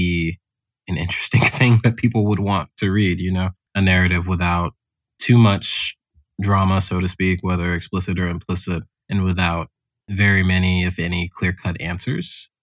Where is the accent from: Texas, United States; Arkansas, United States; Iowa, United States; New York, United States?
Texas, United States; Houston; moved away; growing up in Houston